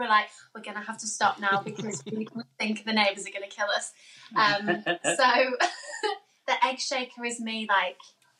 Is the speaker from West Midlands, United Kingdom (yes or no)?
yes; Birmingham, West Midlands, United Kingdom; And we're from Birmingham, so they live really near the Birmingham QE.